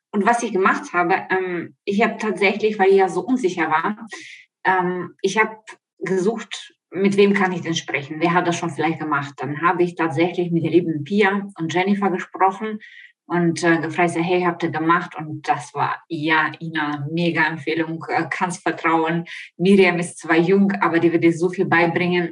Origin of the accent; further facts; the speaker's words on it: Ukraine; German is a second language; moved away as an adult; also born or lived in Italy / Spain; now in Offenbach, Germany; ich komme aus der Ukraine, wie man vielleicht das hört an meinem Akzent, lebe aber seit 20 Jahren in Deutschland